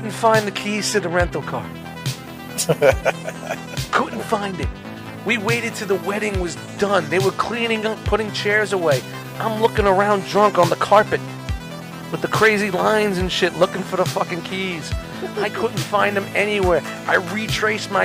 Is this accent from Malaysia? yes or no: no; New York City, New York, United States; I was from Brooklyn, but we met in Jersey